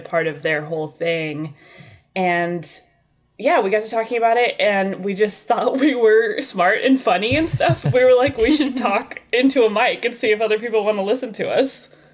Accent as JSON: {"language": "English", "region": "Indiana", "country": "United States", "moved": "yes", "lives_now": "Bakersfield, United States", "said": "I'm from Indiana originally"}